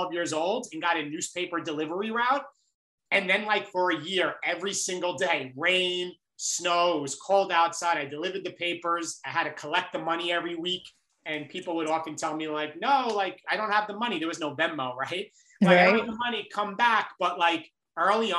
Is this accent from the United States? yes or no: yes; Long Island, New York, United States; I grew up in Long Island in New York.